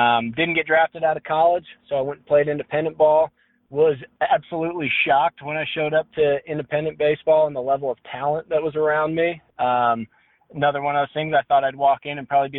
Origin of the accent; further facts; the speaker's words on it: Colorado, United States; I grew up in Colorado, played high school baseball at Columbine for my old man